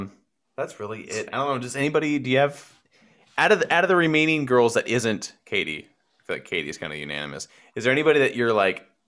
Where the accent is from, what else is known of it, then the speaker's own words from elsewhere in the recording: Copperopolis, California, United States; My hometown of 3,000 people on a good day.